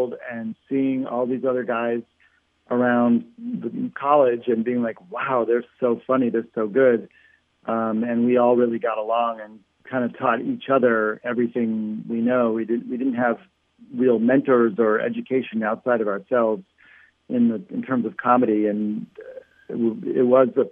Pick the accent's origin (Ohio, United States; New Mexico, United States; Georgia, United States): Ohio, United States; Shaker Heights; I loved growing up there